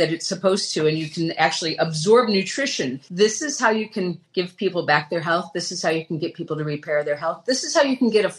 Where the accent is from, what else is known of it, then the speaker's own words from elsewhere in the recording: Chicago, Illinois, United States; now in Clearwater, United States; I grew up in the Midwest, Chicago area